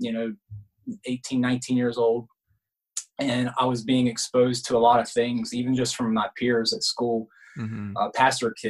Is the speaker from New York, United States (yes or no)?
no; Jacksonville, Florida, United States; I grew up on the Georgia line, Florida, Georgia line